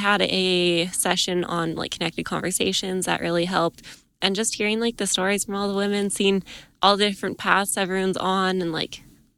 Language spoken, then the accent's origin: English; Edmonton, Alberta, Canada; now in Camrose, Canada; I'm from Edmonton originally. Now I live in Camrose, Alberta